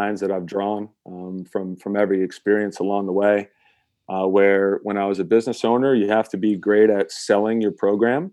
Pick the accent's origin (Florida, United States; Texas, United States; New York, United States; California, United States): New York, United States; Saratoga Springs; our area in upstate New York. I'm originally from Saratoga Springs.